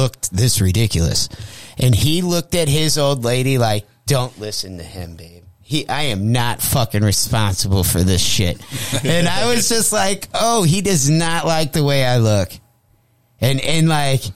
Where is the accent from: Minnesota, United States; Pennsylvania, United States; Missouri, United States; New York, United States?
Missouri, United States; Jefferson County; I grew up in Jeffco around all Hoosier bikers